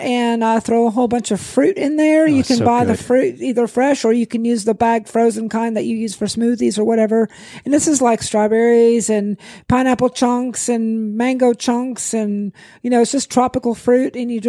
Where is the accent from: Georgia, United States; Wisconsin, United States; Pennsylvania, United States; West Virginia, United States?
West Virginia, United States; also born or lived in Massachusetts; I'm not a Southerner born and bred. I was born in Massachusetts and grew up in West Virginia.